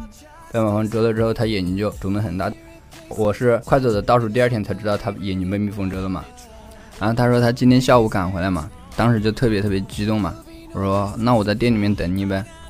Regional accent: China; now in United States; 但是我从中国来的时候也没带什么东西，不知道该准备什么东西给他。

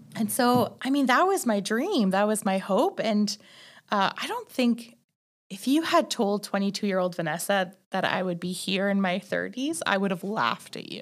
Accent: Northern Ontario, Canada; moved away as an adult; also born or lived in Waterloo, Canada; now in Calgary, Canada; I left my hometown, which is in Northern Ontario

